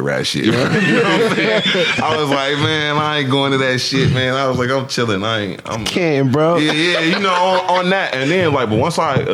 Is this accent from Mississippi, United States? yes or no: no; Canton, Ohio, United States; born or raised there